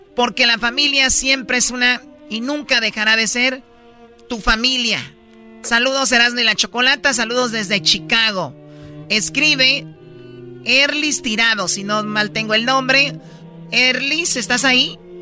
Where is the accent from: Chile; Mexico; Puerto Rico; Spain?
Mexico; Jalisco; somos de Jalisco